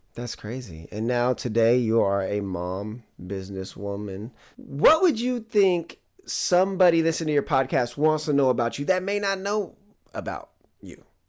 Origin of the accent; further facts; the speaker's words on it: Bay Area, California, United States; growing up in the Bay Area